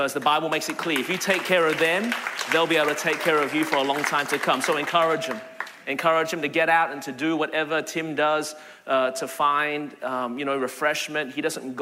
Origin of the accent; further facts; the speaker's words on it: Melbourne, Victoria, Australia; now in Anderson, United States; Born and raised in Melbourne, Australia. That's the reason my voice is this way.